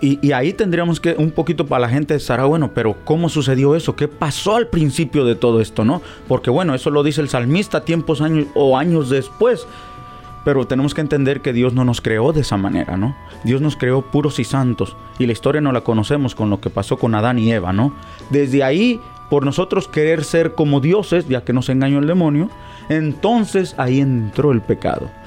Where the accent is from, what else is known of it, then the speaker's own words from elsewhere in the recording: Mexico; moved away; Nosotros los mexicanos, ya que soy mexicano